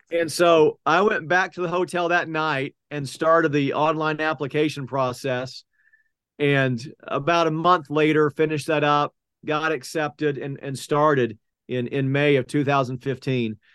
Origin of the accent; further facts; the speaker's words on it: Oklahoma City, Oklahoma, United States; I grew up in South Oklahoma City, went to Westmore High School